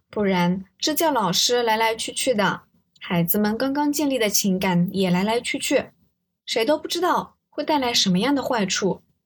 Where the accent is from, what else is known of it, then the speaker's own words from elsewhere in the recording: Zhejiang, China; 因为我是浙江人